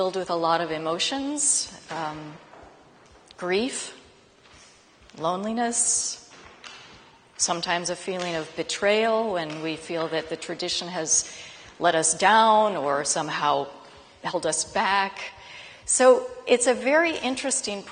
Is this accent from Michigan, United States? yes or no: no; Denver, Colorado, United States; I am from Denver, Colorado, and grew up in a very conventional Christian family